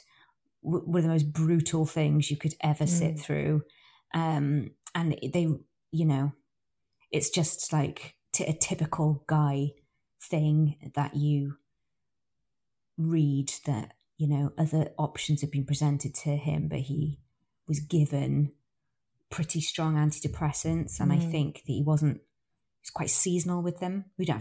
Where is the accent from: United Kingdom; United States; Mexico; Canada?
United Kingdom; It feels quite, indulgent. because we're British.